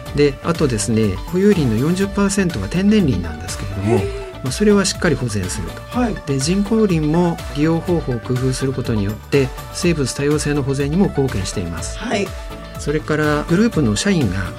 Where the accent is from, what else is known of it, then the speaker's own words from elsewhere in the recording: Tokyo, Japan; also born or lived in Hiroshima; 東京出身なんですが広島転勤が2回で9年とかですね